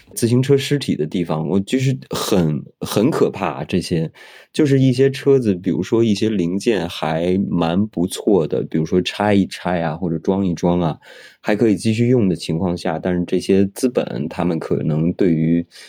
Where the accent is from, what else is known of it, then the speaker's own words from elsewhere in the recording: Beijing, China; moved away as an adult; now in Shanghai, China; 因为我本来我是一个北京人